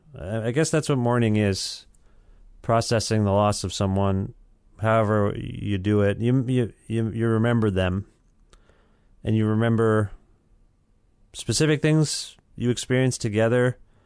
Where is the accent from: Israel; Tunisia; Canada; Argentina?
Canada; Cambridge, Ontario; I grew up in Cambridge, Ontario.